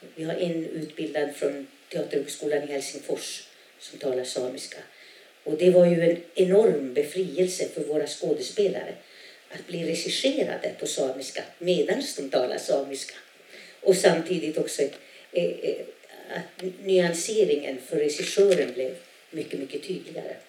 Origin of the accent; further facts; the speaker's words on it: a small community in northern Norrbotten, Norrbotten County, Sweden; first language Sami; Swedish is a second language; Jag kommer ifrån ett, en litet, ett litet samhälle i norra Norrbotten där 90 procent är samer, 10 procent är svenskar